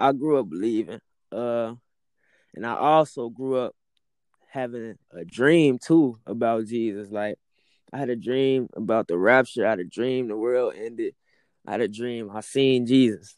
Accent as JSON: {"language": "English", "town": "Chicago", "region": "Illinois", "country": "United States", "said": "I'm from Chicago, Illinois, man. I'm from Chicago. Yeah, Chi-Town"}